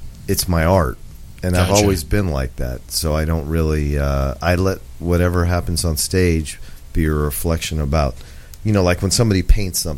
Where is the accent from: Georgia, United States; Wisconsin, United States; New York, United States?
New York, United States; moved away; also born or lived in Portland, Oregon; I'm from New York, and I was just back there